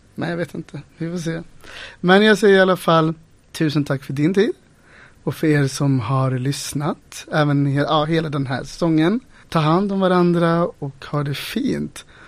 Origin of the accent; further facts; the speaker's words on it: Ulricehamn, Västra Götaland, Sweden; now in Gothenburg, Sweden; jag är inte uppvuxen här, jag är uppvuxen i Ulricehamn